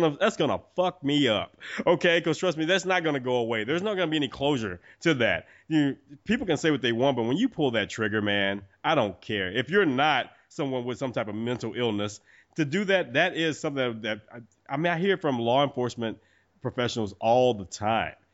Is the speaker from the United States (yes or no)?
yes; Texas, United States; I'm a Texan